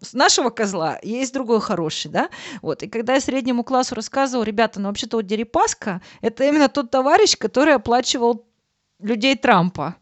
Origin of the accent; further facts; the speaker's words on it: Russia; now in Germany; я говорю из России